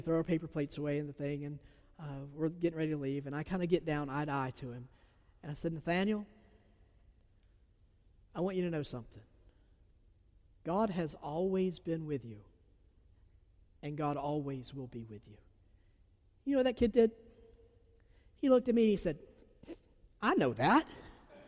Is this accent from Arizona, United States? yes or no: no; Georgia, United States; accent: southern; I'm from Georgia. I have a southern accent